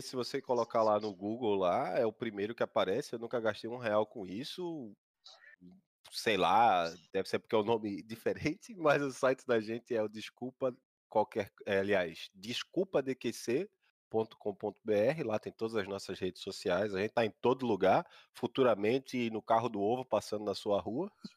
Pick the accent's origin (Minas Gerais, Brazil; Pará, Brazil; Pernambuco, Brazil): Pernambuco, Brazil; Paulista; ela foi morar onde eu fui nascido e criado, lá no Beira-Mala, no Janga, Paulista, Pernambuco